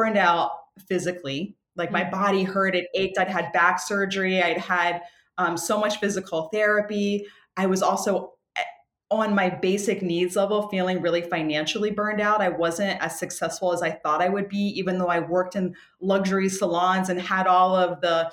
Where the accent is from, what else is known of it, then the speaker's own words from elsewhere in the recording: Washington, District of Columbia, United States; I come from Washington, D.C. I have a whole like East Coast vibe